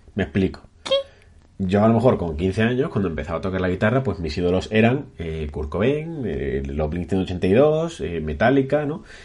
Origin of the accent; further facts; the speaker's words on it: Cádiz, Andalusia, Spain; also born or lived in Burgos; now in Granada, Spain; yo soy burgaleño de nacimiento y gaditano de crianza